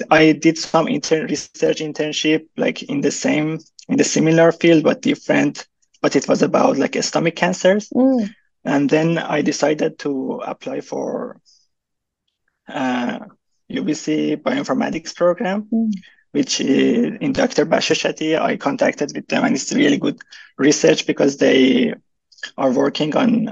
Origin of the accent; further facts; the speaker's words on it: Iran; moved away as an adult; now in Vancouver, Canada; I'm from Iran